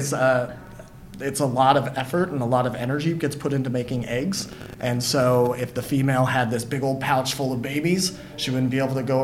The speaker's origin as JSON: {"language": "English", "town": "Santa Barbara", "region": "California", "country": "United States", "tie": "born or raised there", "also_born_or_lived": "Hawaii / San Francisco Bay Area", "moved": "as an adult", "lives_now": "San Francisco, United States", "said": "I grew up in Southern California near Santa Barbara, so I grew up learning how to scuba dive on the Channel Islands"}